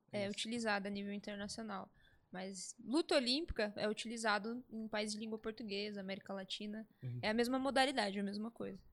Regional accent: Santo André, São Paulo, Brazil; Sou de Santo André, nascida

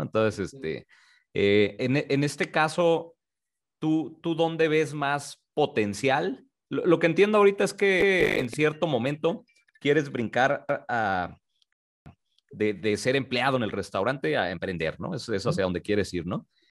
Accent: Tijuana, Baja California, Mexico; moved away; also born or lived in Mexico City / Guadalajara; yo nací en la Ciudad de México, sin embargo, crecí en el norte, crecí en Tijuana

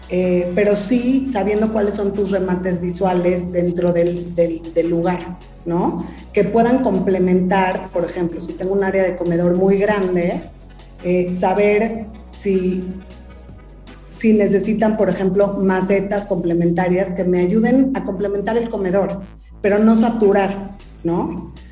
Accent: Mexico; Y más porque soy mexicana y amo ser mexicana y creo que nosotros tenemos esa cultura y esa raíz de, de, de la cocina.

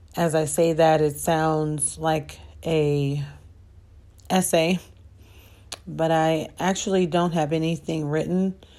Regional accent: Chicago, Illinois, United States; I grew up on the south side of Chicago

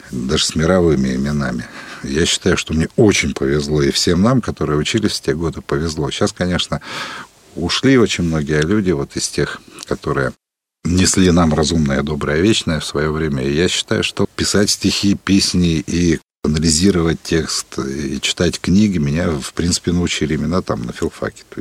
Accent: Siberia, Russia; Ну да, я причем такой сибиряк-то с корнями очень давними, дальними.

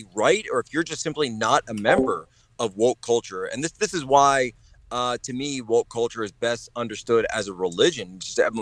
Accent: Norristown, Pennsylvania, United States; moved away as an adult; also born or lived in Philadelphia / China; I'm actually originally from Norristown, Pennsylvania

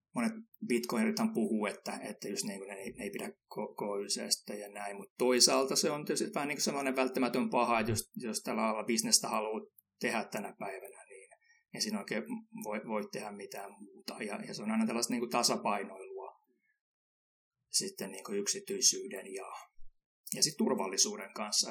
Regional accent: Finland; kun mä oon Suomesta, niin mä, mä tykkään käydä saunassa

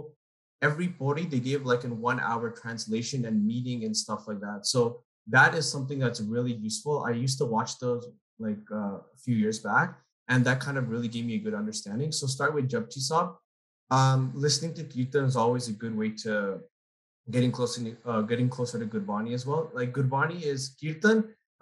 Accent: Toronto, Ontario, Canada; I'm from Toronto

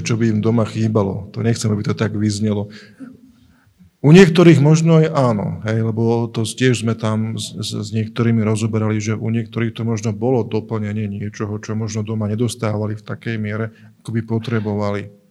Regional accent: Trnava, Trnava Region, Slovakia; u nás v Trnave, alebo aj u Brania v Trnave, e, sa tak hovorí, že keď chceš vezeť veľké veci, opýtaj sa malých dzeci

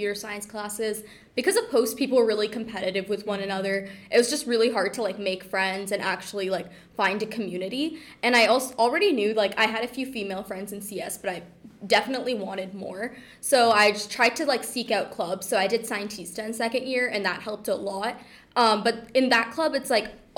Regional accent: Oakville, Ontario, Canada; I went back home. I'm from Oakville. I went back to Oakville

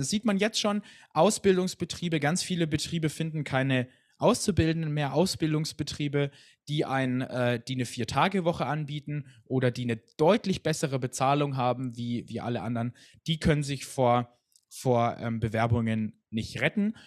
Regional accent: Hochschwarzwald, Baden-Württemberg, Germany; ich komme aus dem Hochschwarzwald

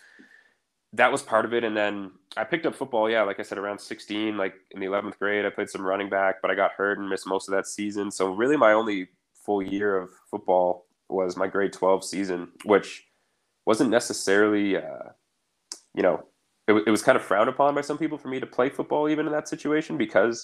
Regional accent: Ottawa Valley, Ontario, Canada; I decided to goalie for both the Goldberg Rams and the Ottawa Valley Titans growing up.

